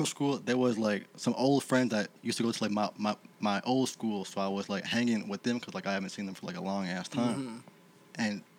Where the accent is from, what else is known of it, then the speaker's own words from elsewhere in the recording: Toronto, Ontario, Canada; they had no idea that I was from Toronto at all